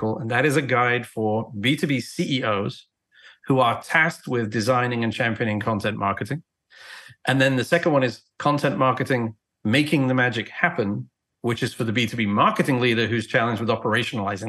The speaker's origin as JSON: {"language": "English", "region": "England", "country": "United Kingdom", "tie": "born or raised there", "moved": "as an adult", "lives_now": "United States", "said": "I was born and raised in England, traveled around the world. I've been in the US since 2001"}